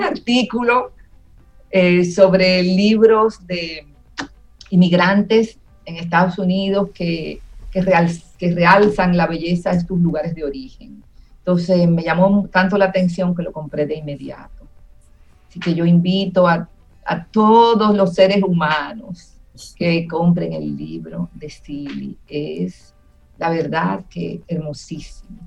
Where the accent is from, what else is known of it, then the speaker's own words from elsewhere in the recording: Dominican Republic; como dominicanos